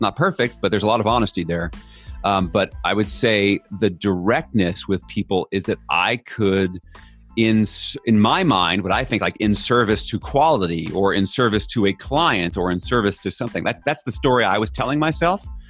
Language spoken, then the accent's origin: English; New York, United States; I'm from New York